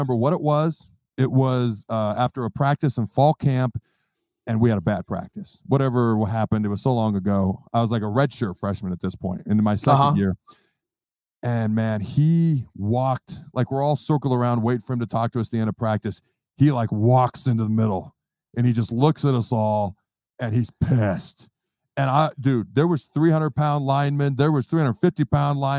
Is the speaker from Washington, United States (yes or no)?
yes; Washington, United States; also born or lived in Hastings, Nebraska; I was born in Hastings, Nebraska. Long story short, dad's job moved us upstate of Washington. So that's where I grew up, with state of Washington